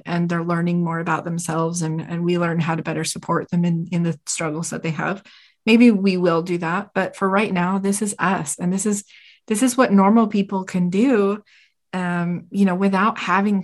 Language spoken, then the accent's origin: English; Utah, United States; We're from Utah. We live in a gorgeous state